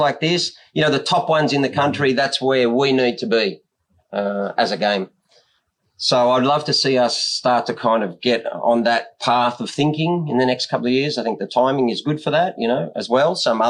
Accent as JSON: {"language": "English", "country": "Australia", "said": "And I always thought that was our job because we are Australian."}